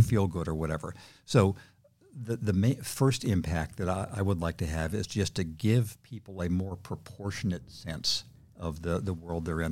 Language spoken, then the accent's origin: English; Redlands, California, United States; my hometown of Redlands, California